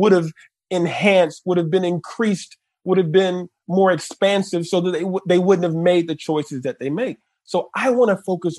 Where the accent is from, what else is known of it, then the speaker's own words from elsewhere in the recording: New York City, New York, United States; I think we both grew up in Brooklyn. Mm-hmm. I grew up in Crown Heights